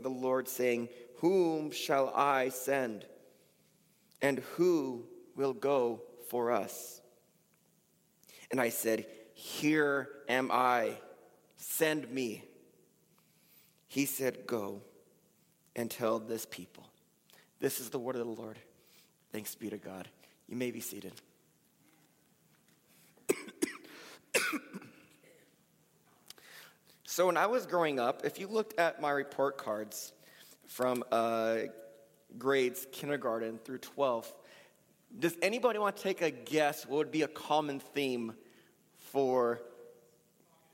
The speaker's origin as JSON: {"language": "English", "town": "Pomona", "region": "California", "country": "United States", "tie": "born or raised there", "said": "the church I grew up in Pomona"}